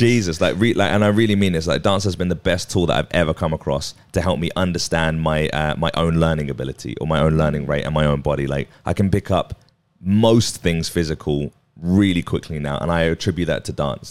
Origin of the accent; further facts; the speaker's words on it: Watford, East of England, United Kingdom; I was from Watford